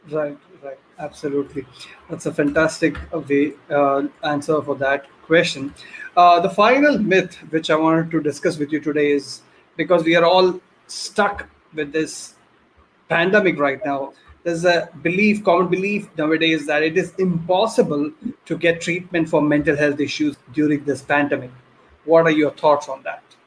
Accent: Kerala, India; I am from Kerala also.

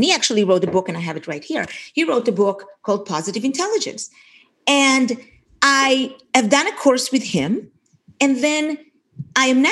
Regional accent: Israel; moved away as an adult; now in Portland, United States; I grew up in Israel, served in the Israeli military, was an officer in the Israeli army, came here to America in December of 1986

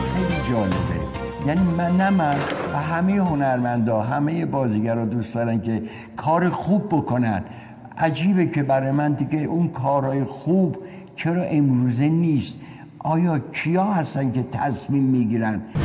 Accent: Tehran, Tehran Province, Iran; also born or lived in Rasht, Gilan, Iran; پدر مادرم اومدن تهران تهران ناصر خسرو تو یه خیابونی بود اونجا به نام مردی کلاس دوم ابتدایی رو رفتیم

